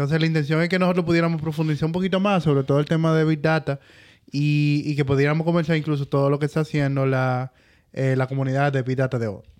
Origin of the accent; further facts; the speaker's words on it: Chile; Yo, no, yo soy chileno, lo acabo de decir.